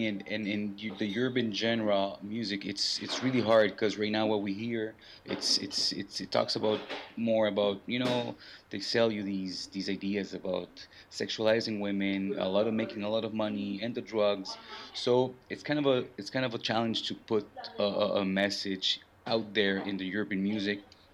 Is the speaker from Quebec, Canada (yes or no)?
yes; Montreal, Quebec, Canada; also born or lived in Vancouver; I was born and raised pretty much in Montreal